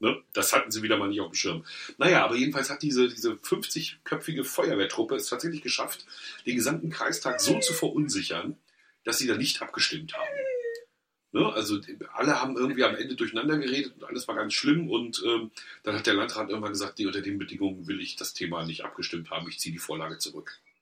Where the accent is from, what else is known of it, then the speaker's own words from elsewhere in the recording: Mecklenburg-Vorpommern, Germany; wir als Mecklenburger